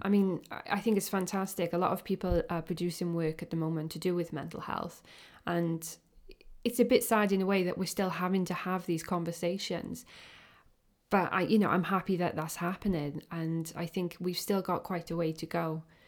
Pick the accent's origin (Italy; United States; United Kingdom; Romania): United Kingdom; Welsh, Wales; I'm a Welsh, um, photographer or artist that uses photography